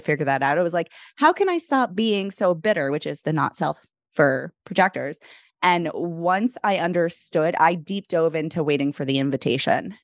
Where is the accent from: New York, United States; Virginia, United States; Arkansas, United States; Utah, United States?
New York, United States; New York City; what hospital I was born at in the Bronx